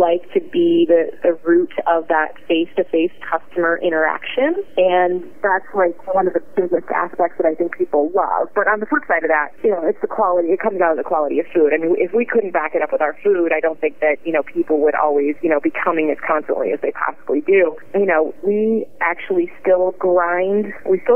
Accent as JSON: {"language": "English", "town": "Cleveland", "region": "Ohio", "country": "United States", "said": "I'm from, like, the way far, like, west side of Cleveland"}